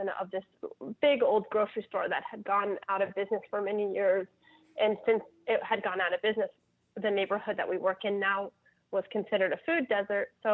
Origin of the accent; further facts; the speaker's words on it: Ohio, United States; now in New Orleans, United States; I'm from Ohio